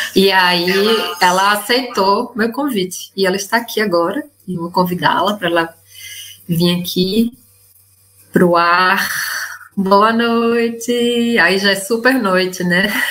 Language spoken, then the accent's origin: Portuguese; Northeast Region, Brazil; moved away as an adult; now in Buenos Aires, Argentina; Ela, assim como eu, é nordestina, né? Hoje a live, gente, são duas nordestinas expatriadas